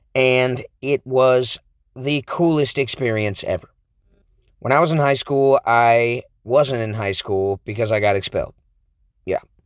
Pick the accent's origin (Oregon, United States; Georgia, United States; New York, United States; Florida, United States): Oregon, United States; Aloha; We're from Aloha, Oregon